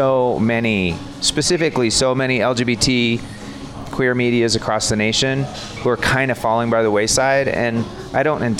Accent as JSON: {"language": "English", "town": "Arvada", "region": "Colorado", "country": "United States", "tie": "born or raised there", "said": "I was raised in Arvada."}